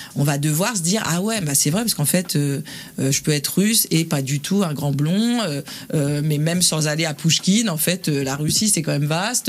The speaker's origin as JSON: {"language": "French", "area": "southern suburbs of Paris", "region": "Île-de-France", "country": "France", "tie": "born or raised there", "said": "je suis né à Paris 13 et j'ai grandi en banlieue sud"}